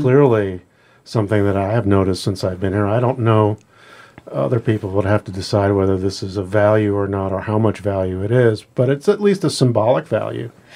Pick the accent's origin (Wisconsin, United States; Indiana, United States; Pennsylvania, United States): Pennsylvania, United States; now in Alaska, United States; growing up in Pennsylvania